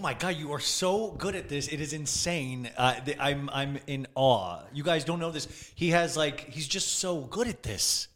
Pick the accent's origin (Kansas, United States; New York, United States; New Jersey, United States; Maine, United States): Kansas, United States; Olathe; also born or lived in Los Angeles, California; now in West Hollywood, United States; Olathe, Kansas was where I grew up, a small town in Kansas